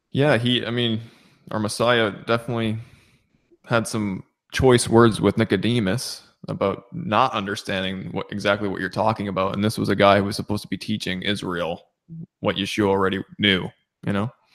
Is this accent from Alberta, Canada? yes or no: no; Southern Ontario, Canada; now in Nova Scotia, Canada; I was born and raised in Southern Ontario.